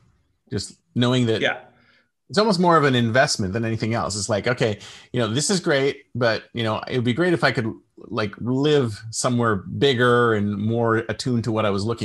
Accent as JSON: {"language": "English", "town": "Toronto", "region": "Ontario", "country": "Canada", "said": "Why I'm from Toronto. I totally feel you, because I used to live in Toronto."}